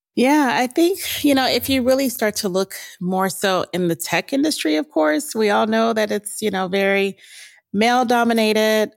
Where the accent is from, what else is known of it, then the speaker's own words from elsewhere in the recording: Pasadena, California, United States; I grew up in Pasadena